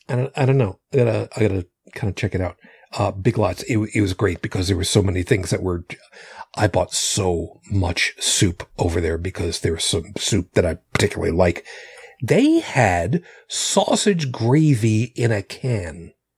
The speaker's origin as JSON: {"language": "English", "region": "suburbs of New York City", "country": "United States", "accent": "Long Island", "moved": "yes", "said": "I was from the, the burbs of New York City"}